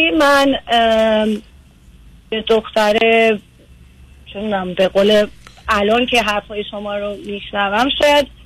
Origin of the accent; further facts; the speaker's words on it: Iran; moved away as an adult; now in United States; از ایران اومدم